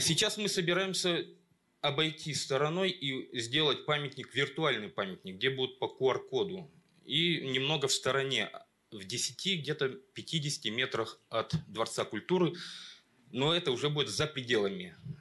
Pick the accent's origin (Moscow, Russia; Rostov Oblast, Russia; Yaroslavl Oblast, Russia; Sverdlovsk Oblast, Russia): Sverdlovsk Oblast, Russia; Kamensk-Uralsky; я приехал из Каменска-Уральского